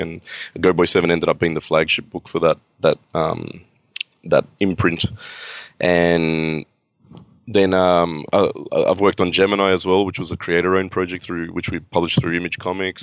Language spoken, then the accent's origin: English; Australia; I am from Australia, you know, I was born and raised here and, and lived here my whole life.